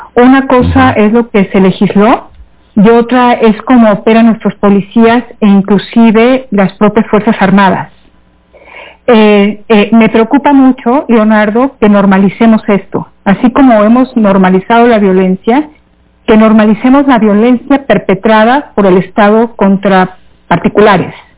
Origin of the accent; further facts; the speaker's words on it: Mexico; somos muchos mexicanos, muchísimos mexicanos